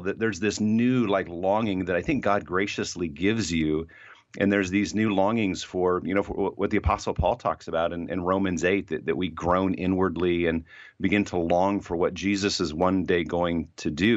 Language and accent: English; Fort Wayne, Indiana, United States; moved away; also born or lived in Ohio; I hadn't lived in my hometown of Fort Wayne, Indiana, in a long time